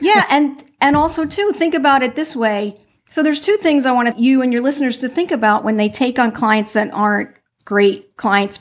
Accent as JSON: {"language": "English", "region": "New Jersey", "country": "United States", "moved": "yes", "lives_now": "Florida, United States", "said": "I'm from New Jersey"}